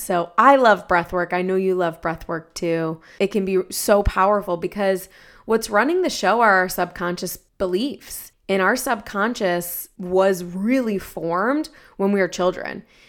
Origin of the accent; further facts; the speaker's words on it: Ohio, United States; I'm from Ohio